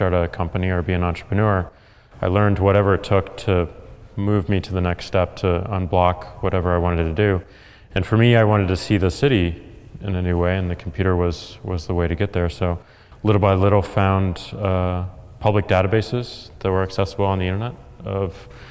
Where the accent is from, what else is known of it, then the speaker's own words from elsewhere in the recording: St. Louis, Missouri, United States; I'm from St. Louis, Missouri